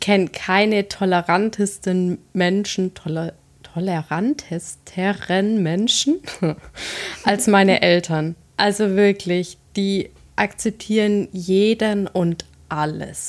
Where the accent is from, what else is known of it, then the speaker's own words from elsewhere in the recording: Swabia, Baden-Württemberg, Germany; now in Hesse, Germany; ich komme ja aus dem Schwabenland